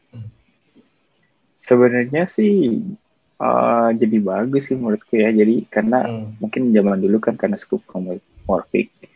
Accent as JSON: {"language": "Indonesian", "town": "Cimahi", "region": "West Java", "country": "Indonesia", "tie": "born or raised there", "moved": "as an adult", "lives_now": "Singapore", "said": "saya lahirnya di Cimahi, Bandung"}